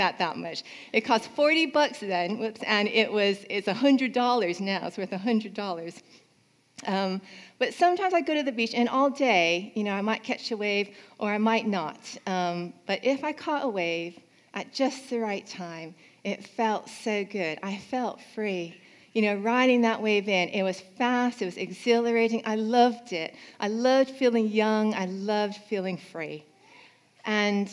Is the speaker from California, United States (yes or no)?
yes; California, United States; When I was young, I grew up in California